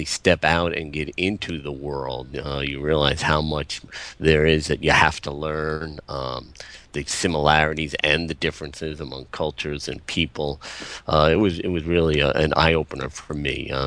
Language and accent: English; Long Island, New York, United States; I grew up on Long Island